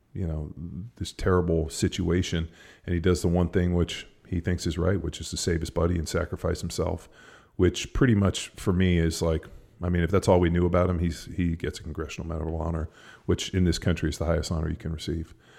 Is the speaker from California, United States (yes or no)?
yes; Palos Verdes, California, United States; where I grew up in Palos Verdes